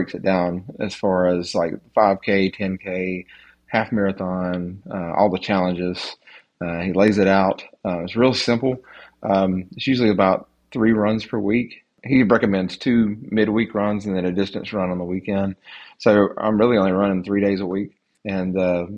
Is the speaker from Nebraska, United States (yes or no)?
no; North Carolina, United States; I'm from North Carolina